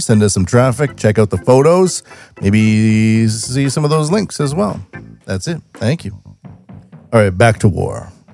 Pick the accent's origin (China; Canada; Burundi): Canada; now in Japan; as a Canadian living in Japan